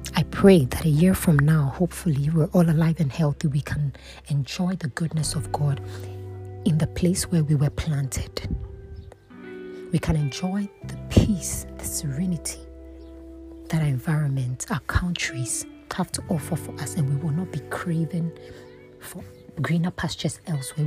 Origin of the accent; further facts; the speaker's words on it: Ghana; I am from Ghana.